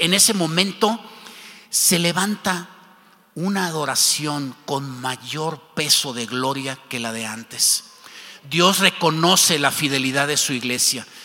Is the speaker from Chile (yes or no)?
no; Mexico; como mexicanos